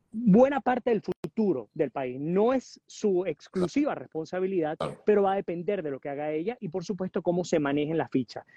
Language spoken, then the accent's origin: Spanish; Venezuela; como ciudadanos venezolanos dentro o fuera del país